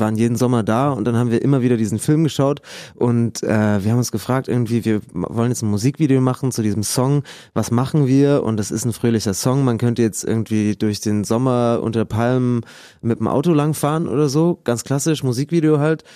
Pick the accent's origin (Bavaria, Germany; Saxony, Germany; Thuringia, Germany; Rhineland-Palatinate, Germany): Saxony, Germany; Lampertswalde; Wir kommen aus Lampertswalde, so ein Mini-Dorf zwischen Dresden und Leipzig, so richtig Pampa, so 300 Leute. Und das ist, äh, das ist äh, total schön da aufgewachsen